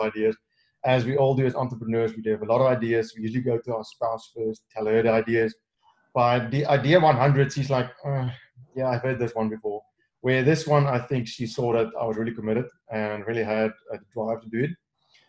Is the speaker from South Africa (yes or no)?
yes; South Africa; I'm from South Africa